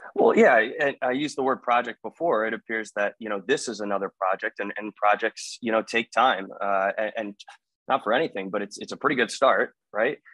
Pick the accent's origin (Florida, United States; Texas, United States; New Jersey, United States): New Jersey, United States; now in Maryland, United States; I was born and bred in New Jersey. Uh, I reside in the state of Maryland right now.